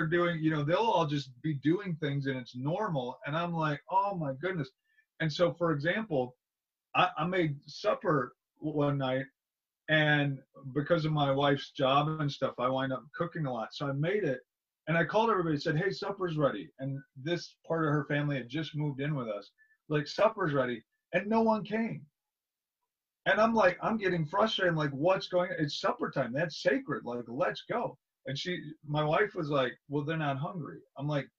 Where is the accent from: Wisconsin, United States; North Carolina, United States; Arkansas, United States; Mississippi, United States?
Wisconsin, United States; I grew up in Wisconsin in a small town.